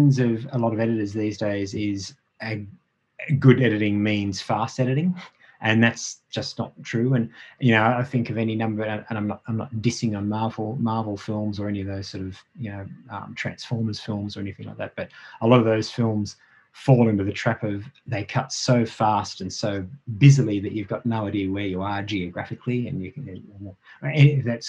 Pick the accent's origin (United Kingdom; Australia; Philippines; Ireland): Australia; I'm an Australian